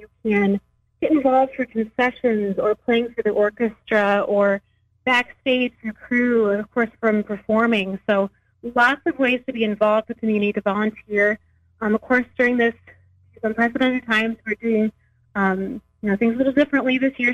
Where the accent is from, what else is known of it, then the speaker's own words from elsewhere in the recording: United States; moved away as an adult; now in Springfield, United States; I'm originally from the Quad Cities. Um, I moved to uh, Springfield area